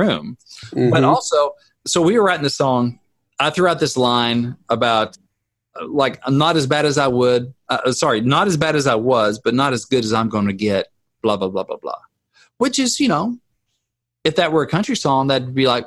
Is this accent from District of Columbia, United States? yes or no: no; Arkansas, United States; I'm from Arkansas